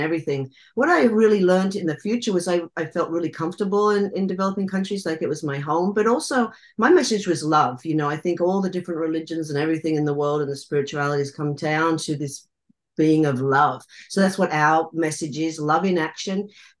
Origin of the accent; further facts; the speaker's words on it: Australia; I grew up in Australia, in the Australian bush.